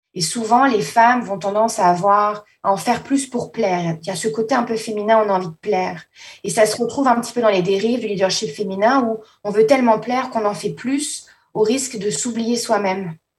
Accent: Paris, Île-de-France, France; moved away; je suis originaire de Paris à la base, hein, donc euh, j'ai grandi à Paris en France

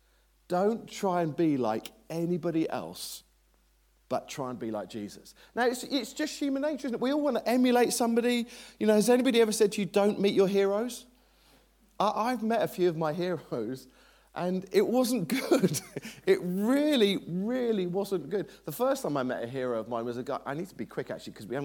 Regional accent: Warwickshire, West Midlands, United Kingdom; we lived in very, very rural, agricultural Warwickshire

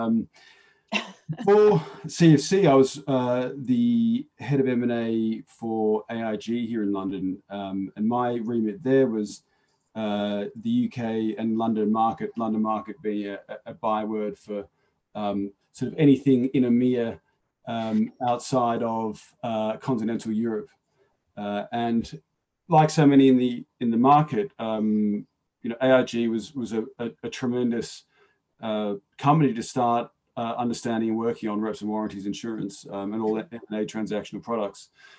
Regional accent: Melbourne, Victoria, Australia; also born or lived in Sydney; Well, I'm from Melbourne originally and spent a good 4 years in Sydney, so know them both well.

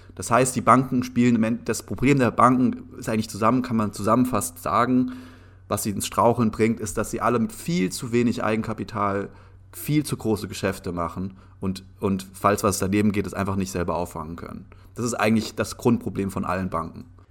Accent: Germany; wir sind im Endeffekt in einer Zwickmühle als, als deutsche Bürger oder als, als Deutscher in Europa

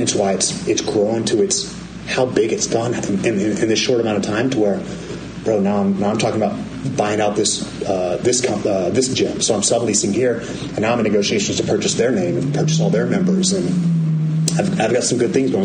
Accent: Amarillo, Texas, United States; I'm born and raised in Amarillo

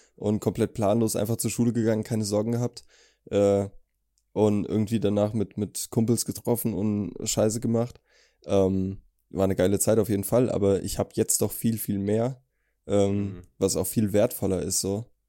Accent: Allendorf, Hesse, Germany; In Allendorf Lumda. Krasses Kaff.

